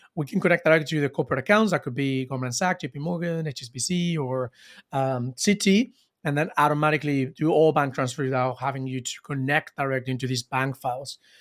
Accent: Cancun, Quintana Roo, Mexico; I am from Mexico. I am from Cancun.

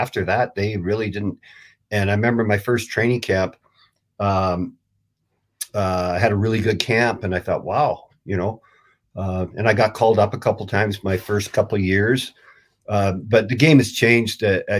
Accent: Grande Prairie, Alberta, Canada; now in Reno, United States; I'm on the Nevada side, and I'm from Alberta. I'm from Grand Prairie, Alberta.

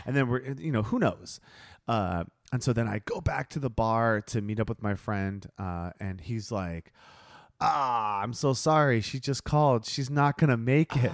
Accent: Ohio, United States; moved away; I'm from Ohio.

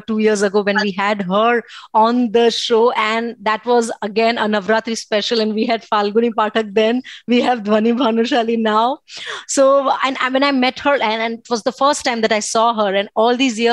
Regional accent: Bhuj, Gujarat, India; moved away; I am right now in my hometown Bhuj

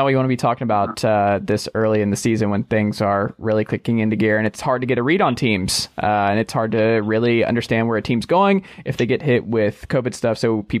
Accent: Atlanta, Georgia, United States; moved away as an adult; also born or lived in Knoxville, Tennessee; now in Tennessee, United States; I spent the first 29 years of my life in Atlanta.

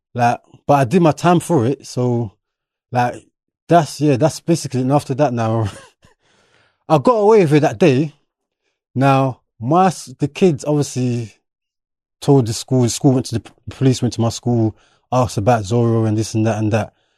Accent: London, United Kingdom; English is a second language; also born or lived in Enfield / Birmingham; I'm originally from Bermondsey, which is more predominantly white

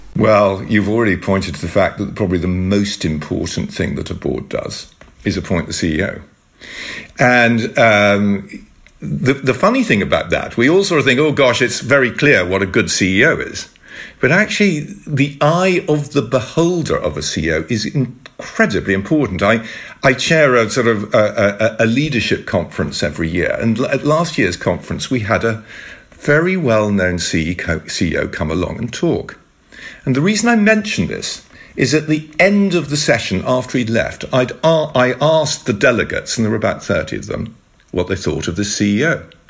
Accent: United Kingdom; speaking to each other in the Netherlands and, and we're both British.

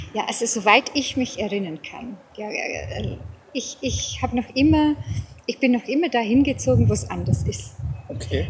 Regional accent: South Africa; accent: English and Bavarian; German is a second language; moved away as an adult; also born or lived in Lower Bavaria, Germany; now in Germany; ich bin gebürtige Südafrikanerin. Mhm. Ähm, bin die ersten 34 Jahre von meinem Leben in Südafrika ähm, ja, ansässig gewesen, gewohnt, gelebt

